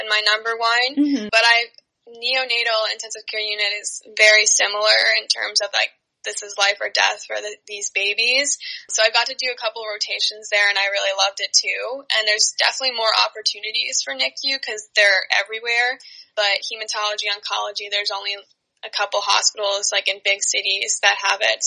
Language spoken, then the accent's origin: English; Long Island, New York, United States; we're from Long Island